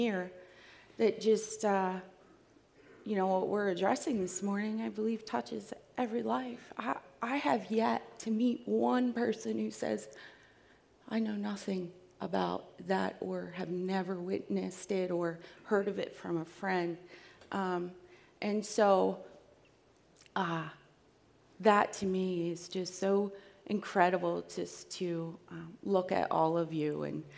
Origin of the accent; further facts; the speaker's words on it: New Jersey, United States; I am from South Jersey, just about 10 minutes from Philadelphia